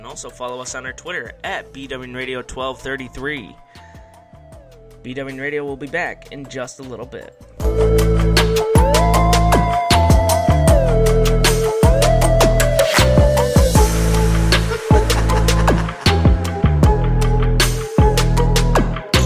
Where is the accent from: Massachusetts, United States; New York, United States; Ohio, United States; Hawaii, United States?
New York, United States; I'm from New York